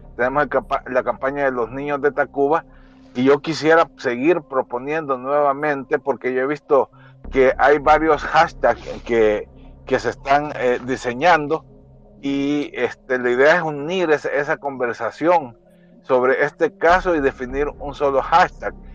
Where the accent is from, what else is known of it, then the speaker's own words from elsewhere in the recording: El Salvador; identificarnos como salvadoreños